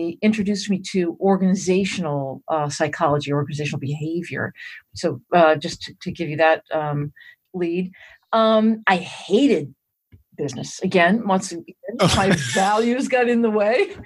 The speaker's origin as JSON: {"language": "English", "region": "Massachusetts", "country": "United States", "tie": "born or raised there", "moved": "as an adult", "said": "I grew up in Massachusetts"}